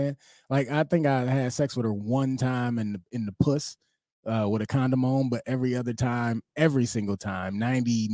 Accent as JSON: {"language": "English", "town": "Bedford Heights", "region": "Ohio", "country": "United States", "tie": "born or raised there", "also_born_or_lived": "Cleveland, Ohio", "said": "growing up in Bedford Heights after moving from down the way Cleveland"}